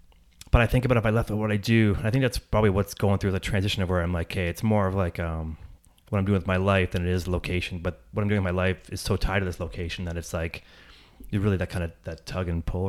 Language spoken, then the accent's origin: English; Barrie, Ontario, Canada; So I grew up in Barrie, just outside of Barrie.